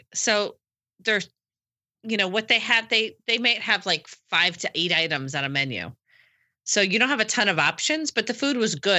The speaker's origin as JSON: {"language": "English", "region": "New Jersey", "country": "United States", "said": "Hey, I'm a Jersey girl. We have tan beach all the time, though."}